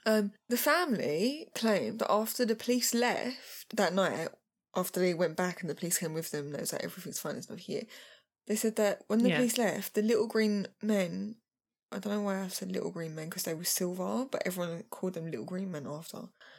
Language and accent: English; Kentucky, United States; I'm from Kentucky.